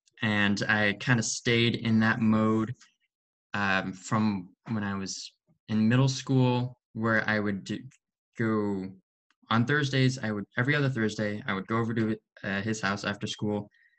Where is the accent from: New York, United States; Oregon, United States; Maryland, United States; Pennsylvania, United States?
Oregon, United States; also born or lived in Beaverton, Oregon / Tillamook, Oregon / Portland, Oregon; I'm a freshman at George Fox University. I was born in Beaverton, lived in Oregon my whole life. So this is definitely my home.